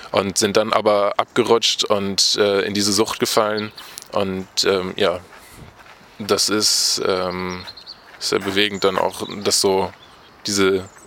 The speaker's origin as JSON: {"language": "German", "town": "Diepenau", "region": "Lower Saxony", "country": "Germany", "said": "Okay, also … ich komme aus Diepenau, das liegt äh, in Niedersachsen, in der Nähe von Espelkamp, also direkt an der Grenze."}